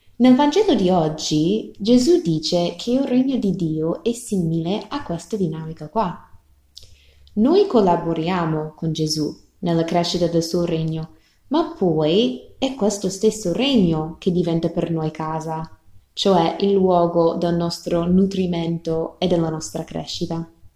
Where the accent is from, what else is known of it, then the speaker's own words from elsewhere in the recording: rural Texas, United States; Italian is a second language; moved away; Io sono cresciuta nella campagna di Texas, negli Stati Uniti